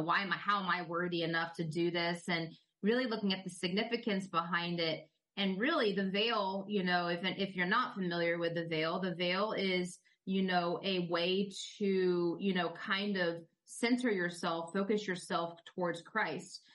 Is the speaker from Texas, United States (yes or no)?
no; Tampa, Florida, United States; grew up pretty much in Central Florida, um, or Tampa Bay, really, but I live now in Central Florida